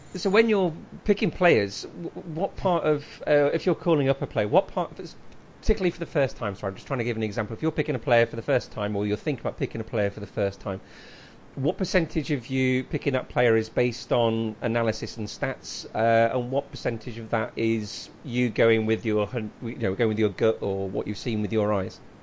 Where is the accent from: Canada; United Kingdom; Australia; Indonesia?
United Kingdom; Leicester, East Midlands; I come from Leicester